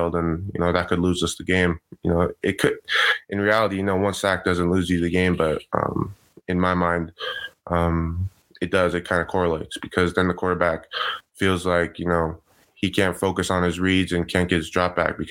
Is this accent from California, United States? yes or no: yes; San Juan Capistrano, California, United States; I was at a really small Christian school or private school in my hometown, San Juan